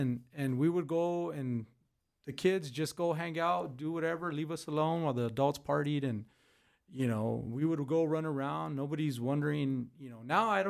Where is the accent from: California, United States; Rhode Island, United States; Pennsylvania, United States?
California, United States; Pico Rivera; moved away; But my heart is in Pico.